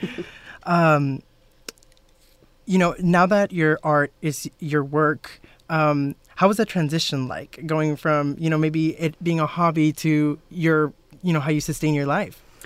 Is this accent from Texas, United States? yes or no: yes; South Texas, United States; I'm from South Texas